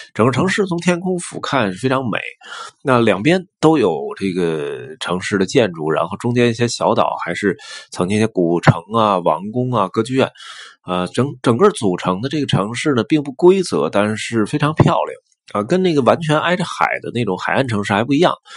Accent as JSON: {"language": "Chinese", "country": "China", "said": "咱们中国其实包括北京啊，有一些地铁站也做得有点儿特色"}